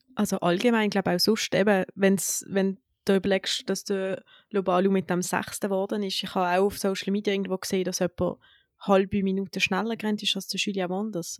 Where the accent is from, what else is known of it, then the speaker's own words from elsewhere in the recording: Switzerland; wir starten jetzt als Schweizer Mehrkampfteam